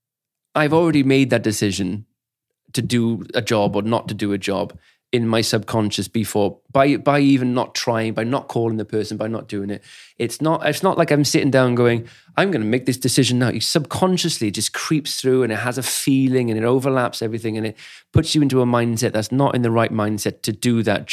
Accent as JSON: {"language": "English", "region": "Wales", "country": "United Kingdom", "tie": "born or raised there", "said": "I grew up in Wales, pretty much all of Wales"}